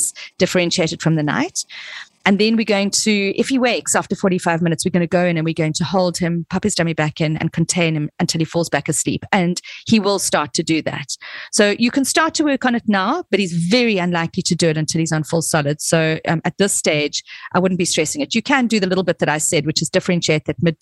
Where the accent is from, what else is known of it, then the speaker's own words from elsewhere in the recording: South Africa; I come from South Africa